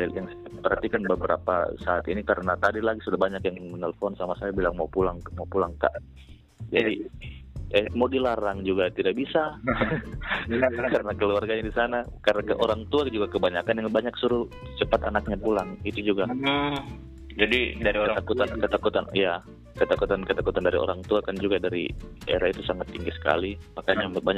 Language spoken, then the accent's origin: Indonesian; Central Sulawesi, Indonesia; jadi saya cuma karena saya kebetulan dari Morowali Utara